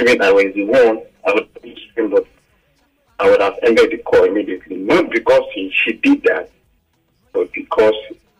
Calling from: Lagos, Nigeria; calling from Lagos Island.

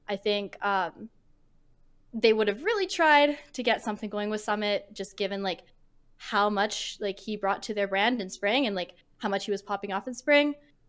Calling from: Calgary, Alberta, Canada; Calgary, Canada.

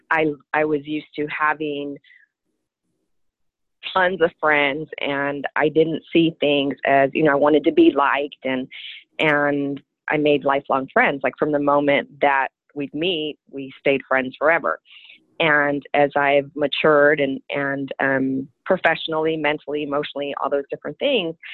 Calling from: Dallas, Texas, United States; I'm calling from Dallas, Texas.

